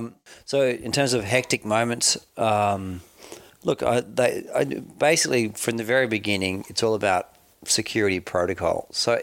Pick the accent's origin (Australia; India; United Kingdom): Australia; And before you can work for the US government, and as an Australian, you can't work directly as a US government employee.